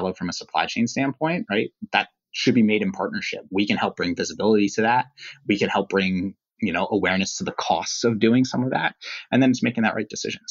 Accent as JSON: {"language": "English", "region": "East Coast", "country": "United States", "tie": "born or raised there", "said": "I grew up on the East Coast"}